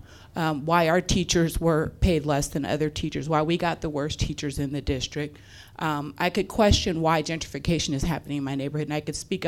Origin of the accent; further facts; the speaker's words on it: Portland, Oregon, United States; I was born in North Northeast Portland.